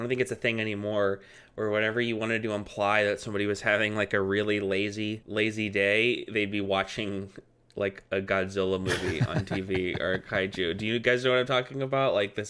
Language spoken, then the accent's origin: English; Texas, United States; I'm Texan. I know I have all that stuff, but I'm not like connected to it.